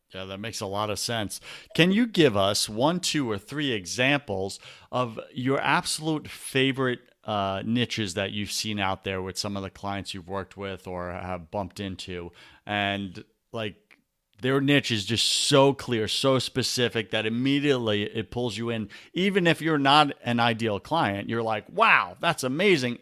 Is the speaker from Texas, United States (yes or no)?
no; Long Island, New York, United States; moved away; I grew up in Long Island, New York